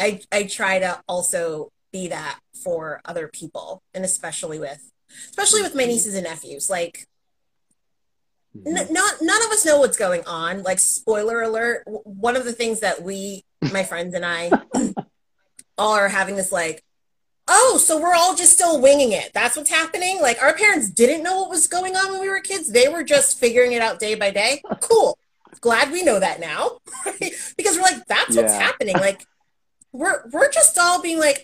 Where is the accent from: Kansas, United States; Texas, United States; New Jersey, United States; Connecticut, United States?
Connecticut, United States; moved away; I grew up in Connecticut